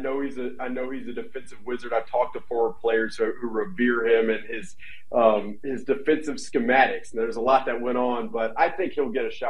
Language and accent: English; Alabama, United States; I'm from Alabama.